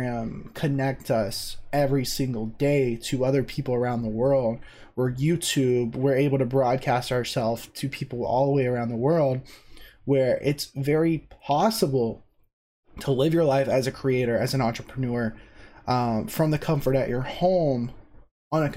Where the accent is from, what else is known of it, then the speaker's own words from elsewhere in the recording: South Carolina, United States; I grew up in South Carolina, lived in the same house my entire life until I went to college